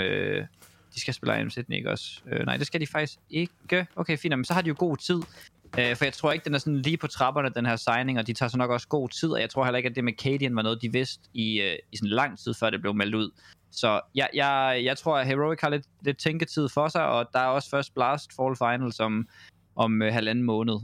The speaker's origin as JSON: {"language": "Danish", "country": "Denmark", "said": "som dansker"}